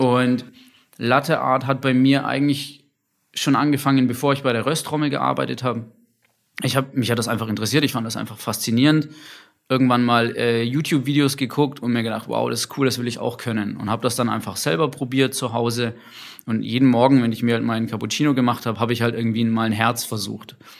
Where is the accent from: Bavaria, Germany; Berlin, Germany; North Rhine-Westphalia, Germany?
Bavaria, Germany; Nuremberg; ich komme aus Nürnberg